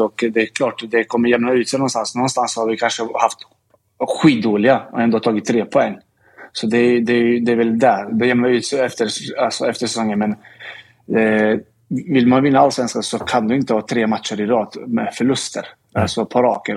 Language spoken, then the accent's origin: Swedish; Linköping, Östergötland, Sweden; now in Stockholm, Sweden; jag kommer från Linköping